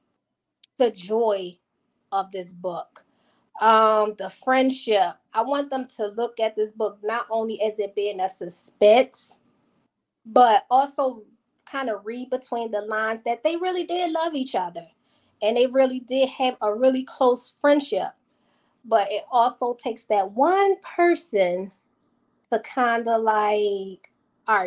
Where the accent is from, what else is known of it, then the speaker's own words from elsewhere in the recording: Baltimore, Maryland, United States; I am from Baltimore, Maryland